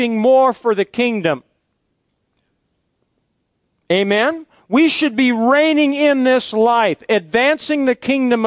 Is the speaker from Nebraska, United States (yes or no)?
yes; Fairbury, Nebraska, United States; my hometown of Fairbury